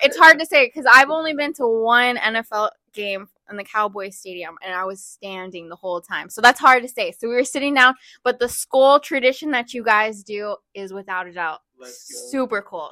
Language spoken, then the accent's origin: English; Dallas, Texas, United States; I was born in Dallas.